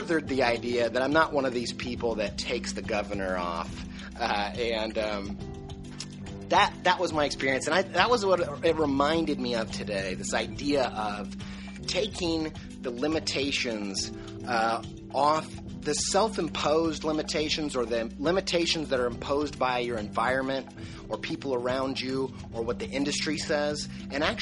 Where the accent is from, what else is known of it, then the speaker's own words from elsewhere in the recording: Buffalo, New York, United States; moved away; also born or lived in Indiana; I grew up in Western New York, in near Buffalo, and also in Indiana